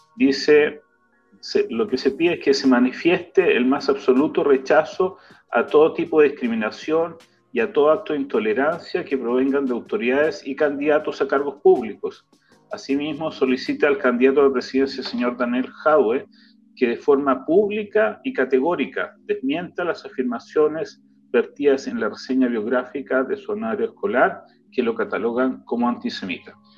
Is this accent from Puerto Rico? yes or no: no; Viña del Mar, Valparaíso, Chile; moved away; soy porteño de corazón que crecí en Viña, mi familia porteña y mi vida como adolescente y joven fue Valparaíso.